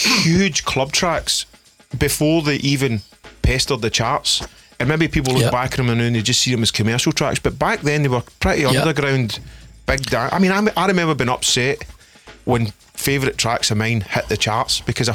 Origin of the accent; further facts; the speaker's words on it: Stevenston, Scotland, United Kingdom; I'm from Stevenson, which is right next to Salkett's